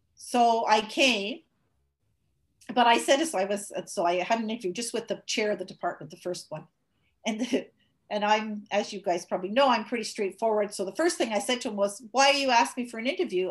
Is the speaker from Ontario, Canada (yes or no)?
no; Montreal, Quebec, Canada; moved away; I grew up in Montreal